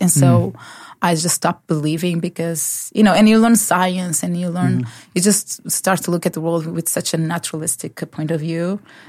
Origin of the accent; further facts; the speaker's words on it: Lisbon, Portugal; accent: Portuguese; English is a second language; moved away as an adult; now in Norway; I'm from Portugal. Yes. And I grew up in a Christian family.